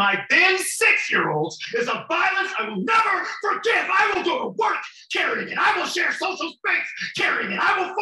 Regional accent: Los Angeles, California, United States; moved away; When I grew up in Los Angeles, after April 29th, 1992

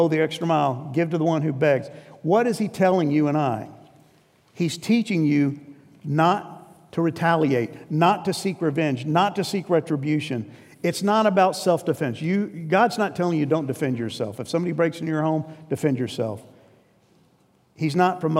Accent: New York, United States; I grew up in New York, and New York is not a friendly place. I was a transplant, but I was transplanted at 4.

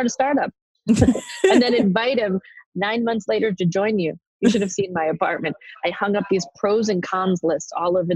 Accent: New York City, New York, United States; I'm a girl from the Bronx

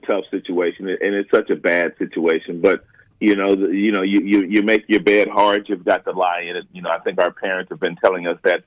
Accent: Los Angeles, California, United States; growing up in Los Angeles

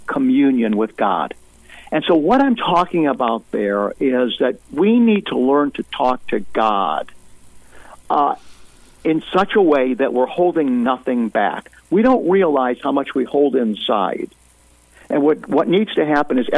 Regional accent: United States; as an American

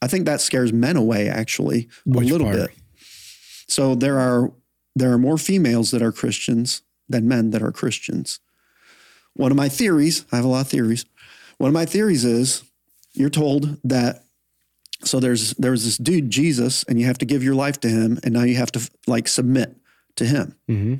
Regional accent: Flint, Michigan, United States; moved away; the church I grew up in Flint, Michigan

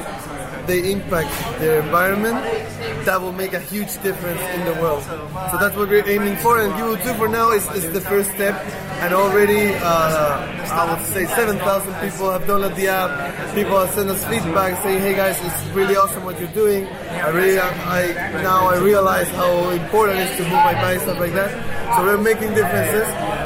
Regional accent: Santiago, Santiago Metropolitan Region, Chile; I'm from Santiago, from Chile, and it's a very, very polluted city

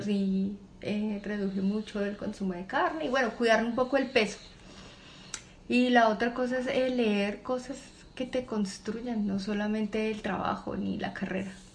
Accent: Bogotá, Bogotá Capital District, Colombia; yo nací en Bogotá, en una familia con cuatro hijas

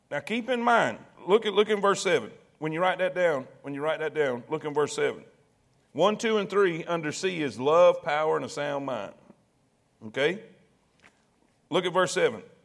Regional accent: South Florida, United States; moved away; I grew up in South Florida

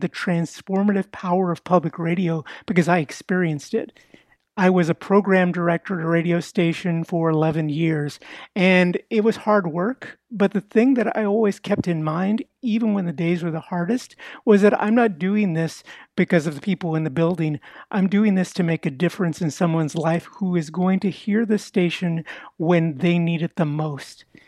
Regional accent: Houston, Texas, United States; I was born and raised in East Houston, working class Mexican American neighborhood

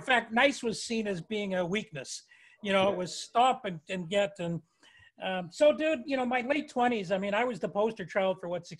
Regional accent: Toronto, Ontario, Canada; I mean, I grew up in Toronto.

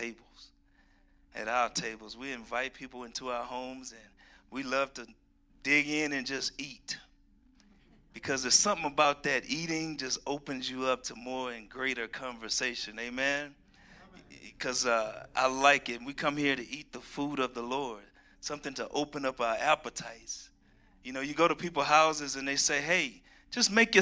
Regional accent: Houston, Texas, United States; also born or lived in Georgia; now in Colorado, United States; I'm from Texas, Houston, Texas, where we see snow once every 100 years

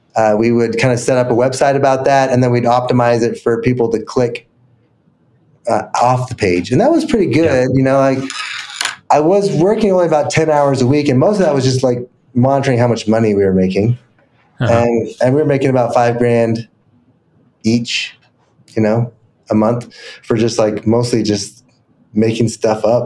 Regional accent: Salt Lake City, Utah, United States; I grew up in Salt Lake

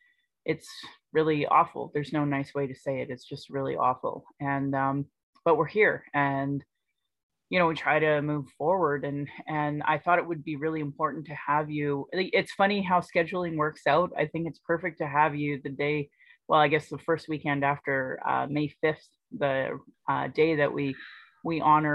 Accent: Calgary, Alberta, Canada; So I grew up here in Calgary I was born in 77. So like 100 years after treaty was signed, I was born here.

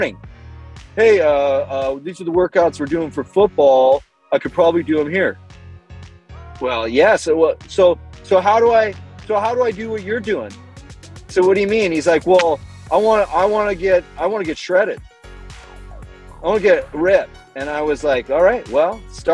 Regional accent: Canada; moved away as an adult; now in United States; I'm Canadian. I was born in Canada, lived in Canada for my whole youth, and then as an adult moved to the States

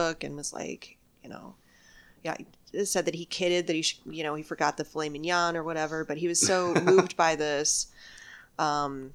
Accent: Michigan, United States; now in Texas, United States; I'm from Michigan

